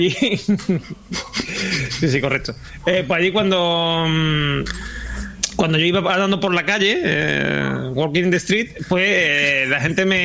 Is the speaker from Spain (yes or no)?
yes; Spain; also born or lived in Seville; como un caballero que soy, un caballero español.